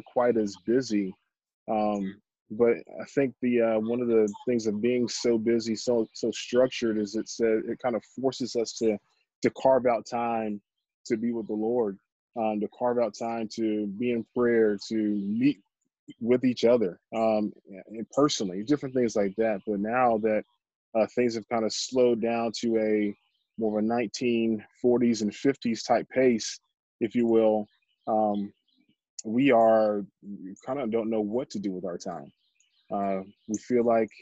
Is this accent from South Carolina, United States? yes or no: yes; Columbia, South Carolina, United States; I grew up in Columbia, South Carolina